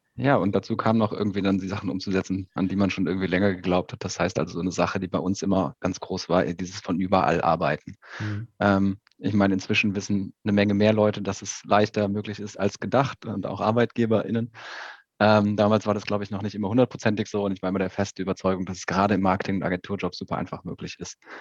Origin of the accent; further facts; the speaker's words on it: Aachen, North Rhine-Westphalia, Germany; geboren irgendwie in Aachen